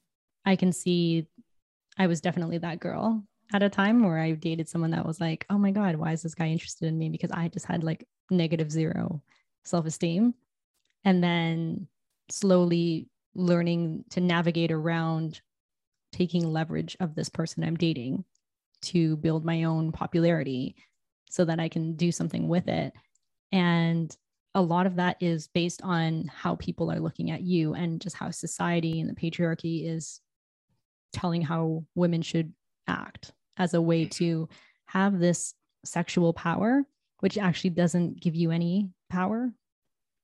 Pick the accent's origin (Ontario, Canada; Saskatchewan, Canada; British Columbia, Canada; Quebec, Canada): Ontario, Canada; Toronto; I'm from Toronto